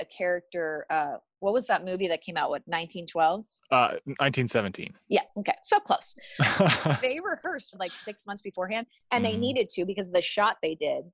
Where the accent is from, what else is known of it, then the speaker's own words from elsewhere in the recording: San Diego, California, United States; I'm an actress in Hollywood, but I was born and raised in San Diego